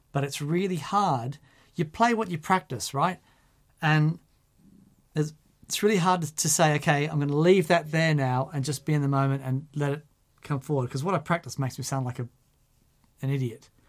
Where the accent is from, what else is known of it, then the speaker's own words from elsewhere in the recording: Australia; I'm Australian.